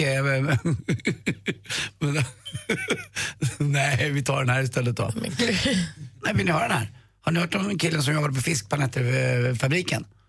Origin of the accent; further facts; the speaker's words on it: Sweden; jag är från Sverige